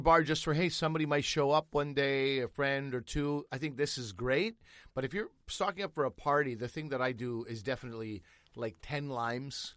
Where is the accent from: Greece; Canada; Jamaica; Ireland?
Canada; as a Canadian